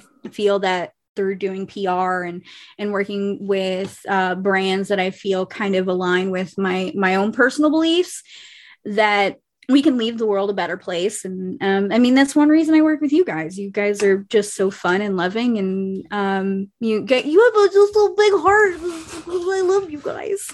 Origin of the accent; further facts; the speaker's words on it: Ohio, United States; also born or lived in Kentucky; I'm from Kentucky, was born there, was not raised there. And then my family got out of there and we moved to Ohio, and that's where I was pretty much raised for the rest of my life